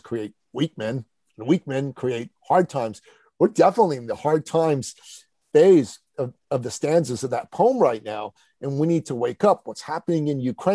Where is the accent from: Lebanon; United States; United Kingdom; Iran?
Iran; now in Canada; I'm originally from Iran